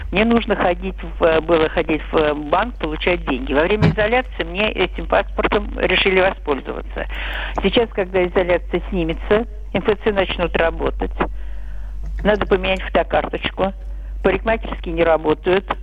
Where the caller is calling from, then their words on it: Moscow, Russia; Добрый день, я из Москвы.